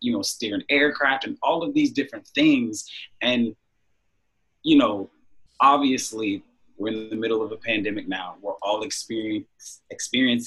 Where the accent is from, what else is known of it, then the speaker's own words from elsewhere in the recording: Jacksonville, Florida, United States; also born or lived in Orlando, Florida; now in Los Angeles, United States; I am originally from Jacksonville, Florida, but I reside in Los Angeles, California